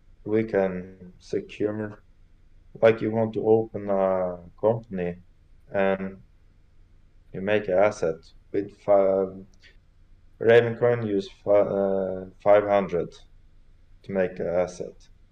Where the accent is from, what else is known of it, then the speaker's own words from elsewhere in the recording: Oslo, Norway; English is a second language; is capital city of Norway. {S0} Awesome. {S1} So this is my hometown.